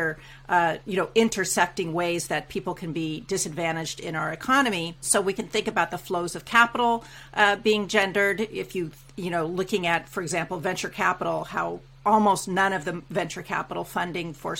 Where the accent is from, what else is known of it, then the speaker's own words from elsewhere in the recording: United States; moved away as an adult; now in Canada; I'm an American immigrant to Canada and now a naturalized Canadian citizen as well.